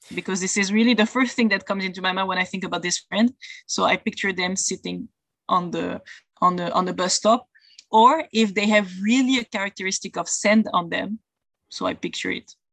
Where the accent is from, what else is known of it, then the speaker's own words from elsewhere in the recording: Belgium; I'm from Belgium and I live there in Europe